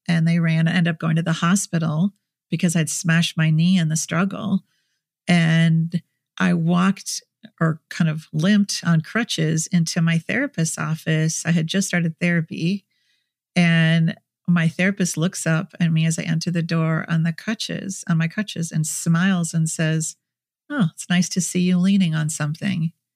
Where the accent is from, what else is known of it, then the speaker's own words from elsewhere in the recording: Minnesota, United States; in Minnesota where I grew up